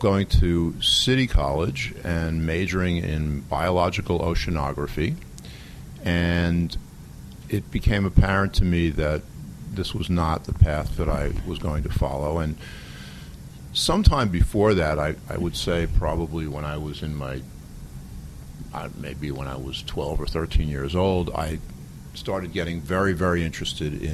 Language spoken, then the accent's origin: English; New York City, New York, United States; as a kid growing up in the Bronx